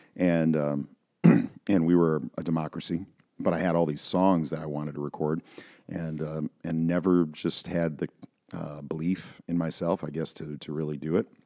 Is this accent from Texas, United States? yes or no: no; Buffalo, New York, United States; I'm from Buffalo, so, you know, Western New York.